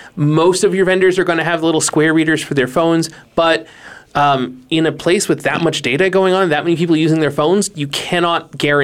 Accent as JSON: {"language": "English", "region": "Northeast", "country": "United States", "moved": "yes", "lives_now": "Phoenix, United States", "said": "I'm from the Northeast."}